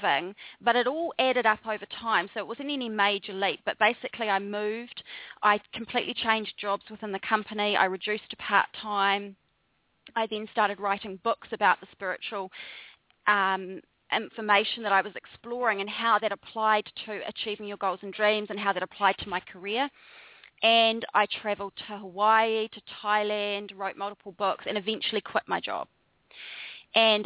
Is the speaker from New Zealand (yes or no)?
yes; New Zealand; moved away as an adult; also born or lived in Wellington, New Zealand; now in Bali, Indonesia; So I'm a Kiwi, which is a New Zealander. So I'm from down under. And I grew up in a very small farming community for the first 17 years of my life.